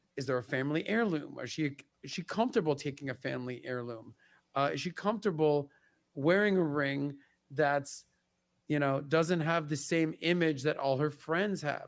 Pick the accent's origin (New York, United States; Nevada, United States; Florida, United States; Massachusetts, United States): Florida, United States; Miami; growing up in Miami